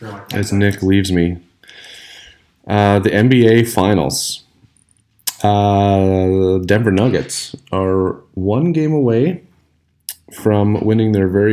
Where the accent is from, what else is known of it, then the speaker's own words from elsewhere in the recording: Canada; we are good Canadian boys.